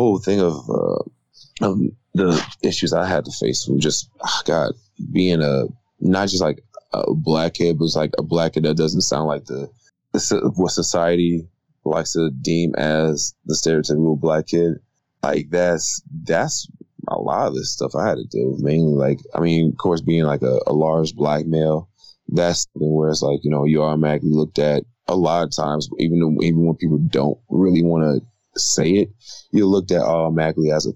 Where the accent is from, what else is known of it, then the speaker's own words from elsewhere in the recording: Detroit, Michigan, United States; being from the east side of Detroit